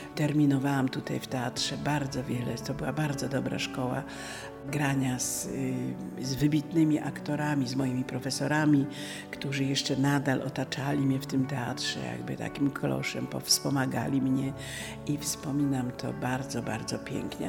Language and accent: Polish; Kraków, Lesser Poland, Poland; also born or lived in Stanisławów (Ivano-Frankivsk), Ukraine; Nie urodziłam się co prawda w Krakowie, ale swojego rodzinnego miasta nie pamiętam, bo to było na Kresach na wschodzie, urodziłam się w Stanisławowie